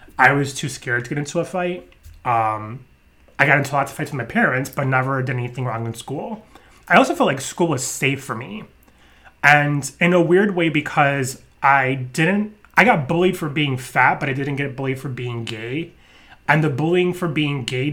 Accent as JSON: {"language": "English", "region": "New York", "country": "United States", "tie": "born or raised there", "said": "growing up in New York"}